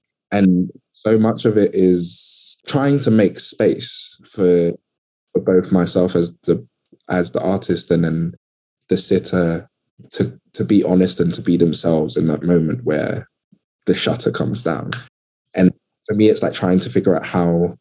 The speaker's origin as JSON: {"language": "English", "region": "London", "country": "United Kingdom", "tie": "born or raised there", "said": "I'm from London, but I'm really from Southeast London."}